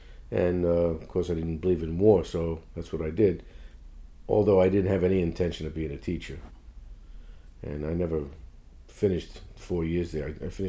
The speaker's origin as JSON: {"language": "English", "town": "Fort Lee", "region": "New Jersey", "country": "United States", "tie": "born or raised there", "also_born_or_lived": "New York City", "said": "my family moved to New Jersey, right just across the George Washington Bridge in Fort Lee, when I was 6 months old."}